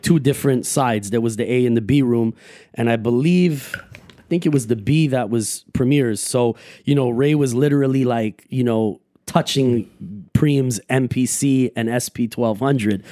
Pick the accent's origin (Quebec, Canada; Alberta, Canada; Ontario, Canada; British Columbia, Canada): Quebec, Canada; Montreal; I grew up everywhere, all like basically, you know, NDG, uh, Uptown, Côte Saint Luc, that whole West End of Montreal.